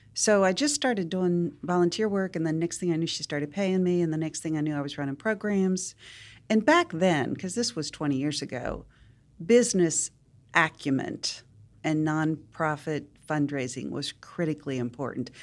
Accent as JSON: {"language": "English", "town": "Wheeling", "region": "West Virginia", "country": "United States", "tie": "born or raised there", "moved": "as an adult", "lives_now": "Nashville, United States", "said": "I grew up in Wheeling, West Virginia, very big Catholic family"}